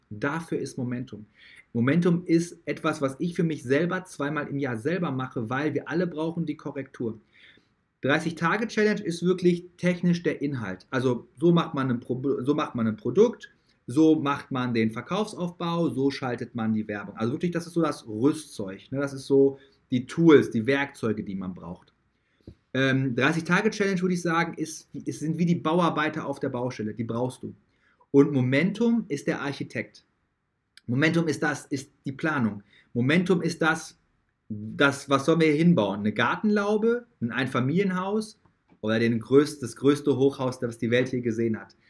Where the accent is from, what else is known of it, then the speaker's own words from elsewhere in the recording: Dortmund, North Rhine-Westphalia, Germany; also born or lived in United States; wo ich früher gewohnt habe, wo ich herkomme